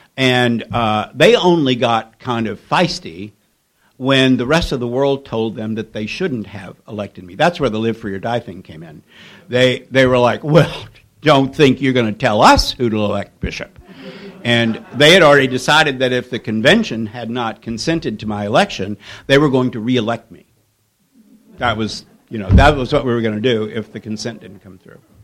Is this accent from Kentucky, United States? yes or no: yes; Kentucky, United States; my growing up in Kentucky in the 1950s